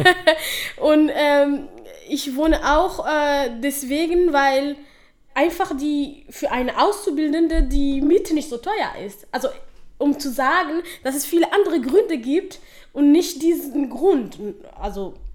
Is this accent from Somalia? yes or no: yes; Somalia; German is a second language; now in Dortmund, Germany; ich nenne Somalia meine Heimat. Das ist ja meine Heimat. Dort bin ich geboren und aufgewachsen.